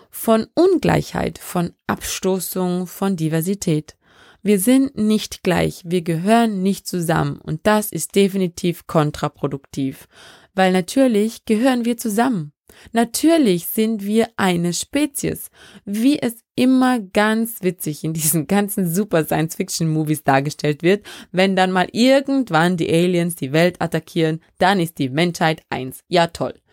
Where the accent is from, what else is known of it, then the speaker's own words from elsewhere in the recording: Vorarlberg, Austria; accent: Vorarlberg dialect; Da kommt mein Vorarlberger Dialekt durch. Oder versucht es zumindest.